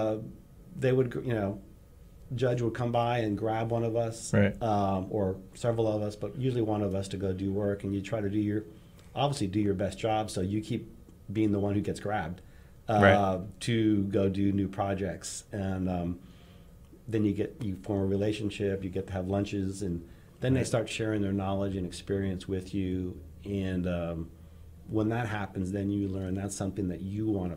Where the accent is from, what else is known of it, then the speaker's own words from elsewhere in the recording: Northeast, United States; now in Texas, United States; growing up in the Northeast and with our last name